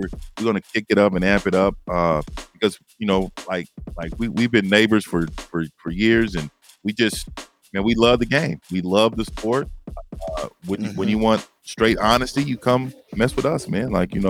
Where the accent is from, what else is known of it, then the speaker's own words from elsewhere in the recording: San Francisco, California, United States; I'm from San Francisco, born and raised Fillmore.